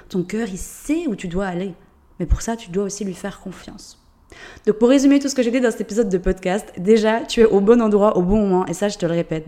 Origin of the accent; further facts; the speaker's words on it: Switzerland; accent: Swiss; Je suis suisse, d'où l'accent